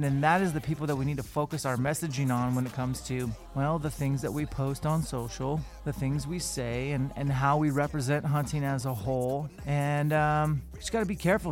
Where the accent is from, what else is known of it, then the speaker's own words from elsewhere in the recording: Washington, United States; We're both Washingtonians